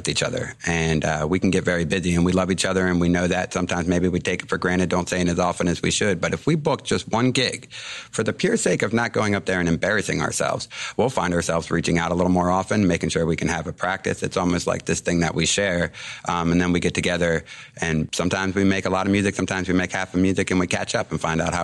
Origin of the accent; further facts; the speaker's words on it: Cape St. Claire, Maryland, United States; also born or lived in Boulder, Colorado; born and raised in Cape St. Clair